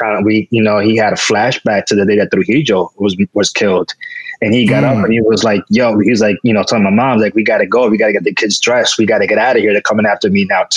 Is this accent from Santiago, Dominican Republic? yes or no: no; Santo Domingo, Distrito Nacional, Dominican Republic; I was born in La Capital